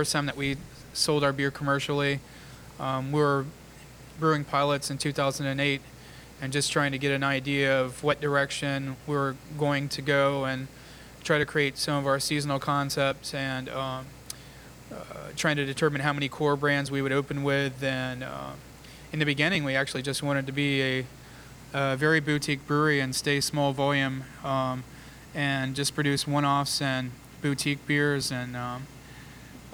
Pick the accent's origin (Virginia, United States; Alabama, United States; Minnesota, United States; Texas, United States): Alabama, United States; Southeast; moved away as an adult; also born or lived in Tallahassee, Florida / Atlanta, Georgia / North Carolina; I started as a home brewer back in 1993 in Southeast Alabama, which is where I'm from